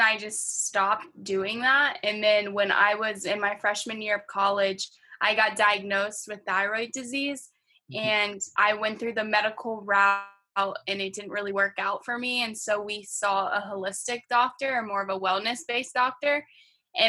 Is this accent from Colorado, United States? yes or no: no; Acworth, Georgia, United States; moved away as an adult; now in Boston, United States; home for me is Acworth, Georgia, and I've basically lived my entire life there